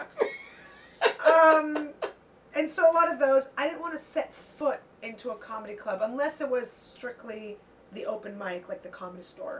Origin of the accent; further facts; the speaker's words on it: San Francisco, California, United States; I grew up in San Francisco.